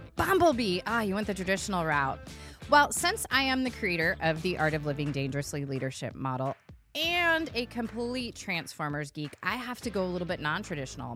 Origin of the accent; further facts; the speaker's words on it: California, United States; I'm from California